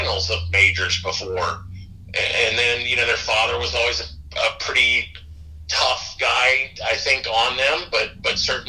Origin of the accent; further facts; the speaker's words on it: Florida, United States; I grew up in Florida